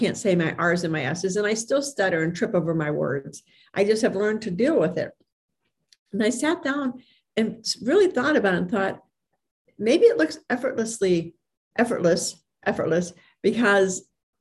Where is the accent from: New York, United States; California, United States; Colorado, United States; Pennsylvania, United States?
Pennsylvania, United States; Hermitage; I'm from Hickory Hermitage, but it's in Sharon, Pennsylvania